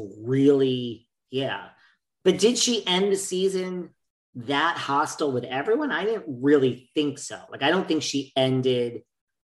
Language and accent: English; New York, United States; I'm from New York.